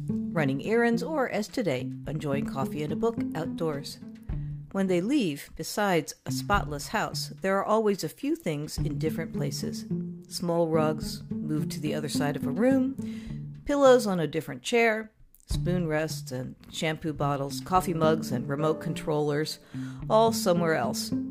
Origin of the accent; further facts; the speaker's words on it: Texas, United States; born there; also born or lived in Virginia / Chicago; Now, I was born in Texas, and I spent many years enduring the humid, hot summers of central Virginia and summers in Chicago.